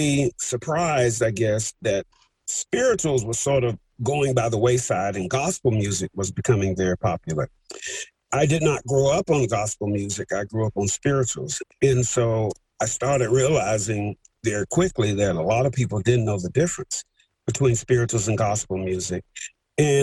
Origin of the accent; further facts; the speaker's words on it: Montgomery, Alabama, United States; I grew up in Montgomery, Alabama during the Civil Rights Movement